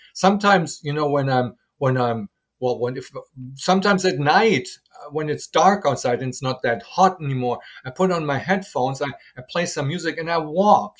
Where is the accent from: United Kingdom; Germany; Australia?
Germany; moved away as an adult; now in Taiwan; I'm from German